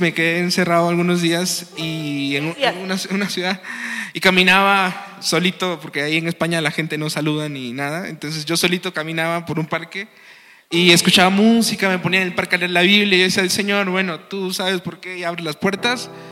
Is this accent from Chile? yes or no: no; Tabasco, Mexico; moved away; also born or lived in Mexico City; yo soy de Tabasco, Hidalgo, Tabasco